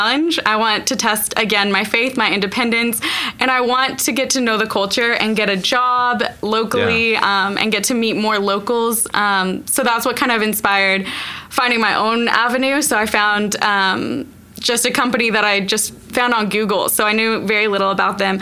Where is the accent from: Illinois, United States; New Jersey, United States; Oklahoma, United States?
Oklahoma, United States; Arcadia; also born or lived in Southern California / Australia; now in Oklahoma City, United States; I was born in Arcadia, which is right outside Edmond. I went to the same school, same church, and same house my whole life up until 18.